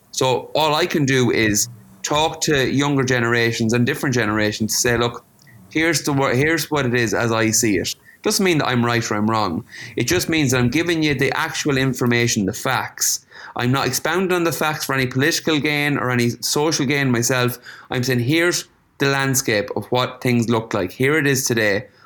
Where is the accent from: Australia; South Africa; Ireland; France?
Ireland; there are things that we can celebrate with this globalization where we can bring the diversity we bring as Irish people to different cultures.